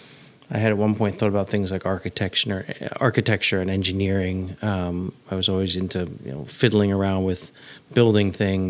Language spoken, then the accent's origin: English; New York City, New York, United States; I grew up on the Upper West Side